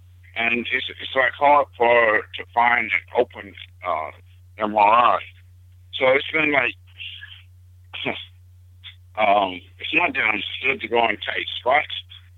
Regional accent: Jackson, Mississippi, United States; moved away; also born or lived in Long Beach; Well, I'm from I was born in Jackson, Mississippi, back in the 50s, and when segregation and everything. I'm 62 years old

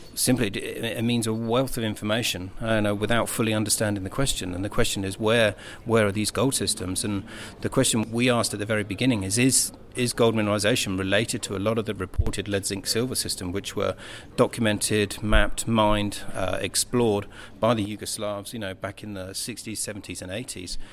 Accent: United Kingdom; being British

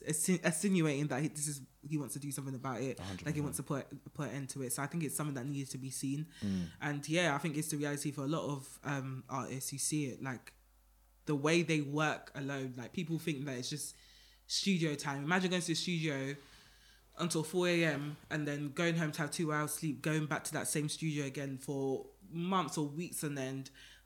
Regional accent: New York, United States; And I know it because I'm from New York. I've seen it.

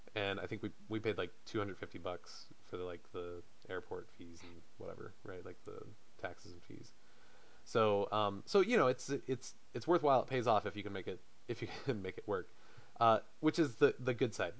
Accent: South Carolina, United States; I'm from South Carolina.

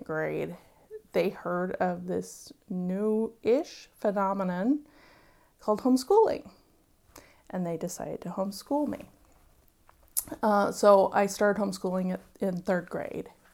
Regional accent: Wimberley, Texas, United States; My hometown is Wimberley, Texas

